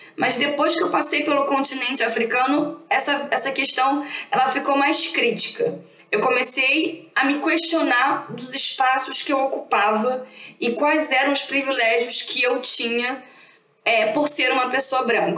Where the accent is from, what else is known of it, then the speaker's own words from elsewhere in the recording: Rio de Janeiro, Brazil; Eu sou aqui do Rio de Janeiro